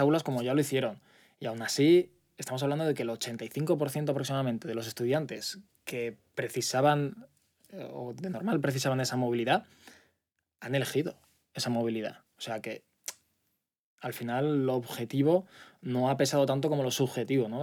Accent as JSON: {"language": "Spanish", "town": "Altea", "region": "Valencian Community", "country": "Spain", "tie": "born or raised there", "also_born_or_lived": "Zaragoza", "moved": "as an adult", "lives_now": "Valencia, Spain", "said": "Yo soy de Zaragoza, pero me he criado en Altea."}